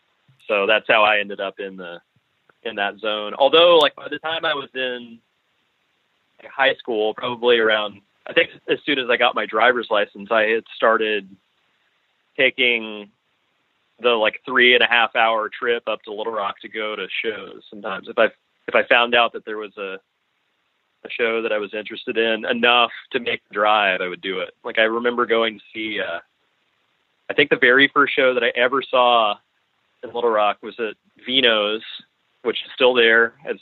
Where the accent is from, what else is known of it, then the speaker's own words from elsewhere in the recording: Arkansas, United States; also born or lived in Bloomington, Indiana; I'm not a Arkansas native. I was born in Bloomington, Indiana.